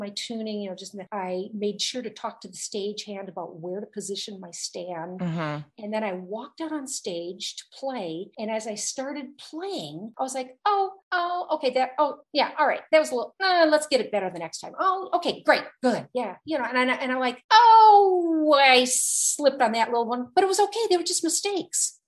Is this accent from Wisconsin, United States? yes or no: yes; La Crosse, Wisconsin, United States; moved away; I went to a very wonderful, small liberal arts college in my hometown